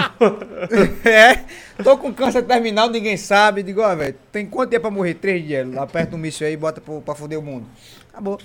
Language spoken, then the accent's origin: Portuguese; Northeast Region, Brazil; eu sou nordestino